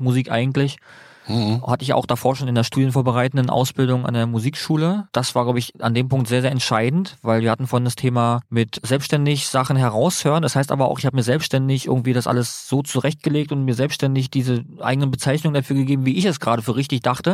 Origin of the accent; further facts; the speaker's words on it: Berlin, Germany; weil ich komme ja aus dem Bezirk Marzahn-Hellersdorf